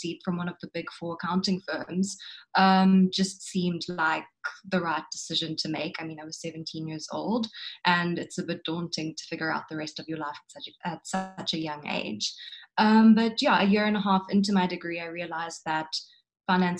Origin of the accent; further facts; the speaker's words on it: Port Shepstone, KwaZulu-Natal, South Africa; moved away as an adult; now in Cape Town, South Africa; I'm from a small town in KwaZulu-Natal called Borshepston, or what I like to refer to as Sheppyland. I grew up and I schooled in Borshepston